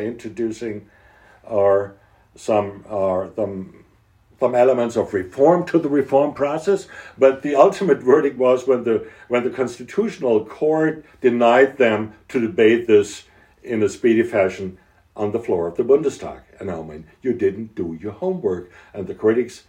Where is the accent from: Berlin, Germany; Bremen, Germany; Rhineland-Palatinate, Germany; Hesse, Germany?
Hesse, Germany; my home state, which we think it's one of the major states in the country.